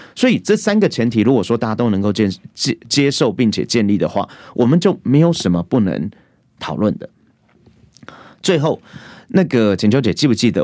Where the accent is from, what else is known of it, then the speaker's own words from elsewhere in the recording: Taiwan; 我的国中、国小的一个成长阶段，其实我就已经经历到台湾的民主